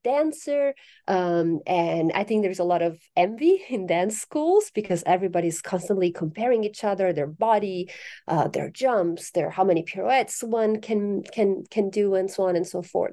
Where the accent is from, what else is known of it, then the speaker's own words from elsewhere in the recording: Italy; moved away; I'm originally from Italy